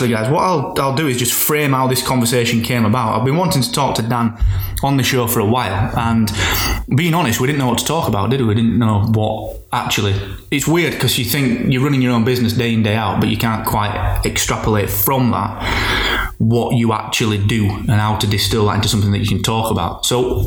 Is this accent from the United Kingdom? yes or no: yes; Barnsley, Yorkshire and the Humber, United Kingdom; accent: Barnsley; we both have like a really Barnsley accent